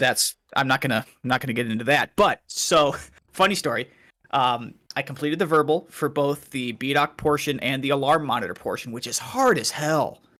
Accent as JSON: {"language": "English", "town": "Waterloo", "region": "Iowa", "country": "United States", "moved": "yes", "said": "I'm originally from Waterloo"}